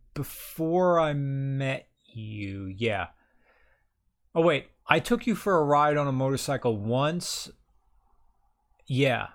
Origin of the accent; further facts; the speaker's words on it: United States; I'm American